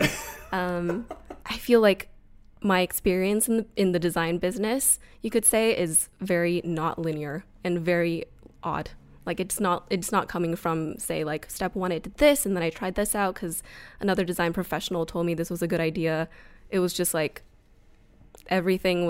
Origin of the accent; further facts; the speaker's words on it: Bay Area, LA, California, United States; moved away as an adult; now in Portland, United States; I used to be from Bay Area, LA, California girl at heart